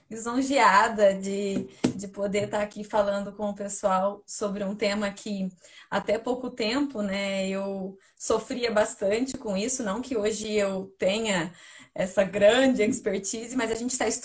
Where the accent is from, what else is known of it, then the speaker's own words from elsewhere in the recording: Paraná, Brazil; now in Curitiba, Brazil; eu vim do interior do Paraná para Curitiba buscar emprego.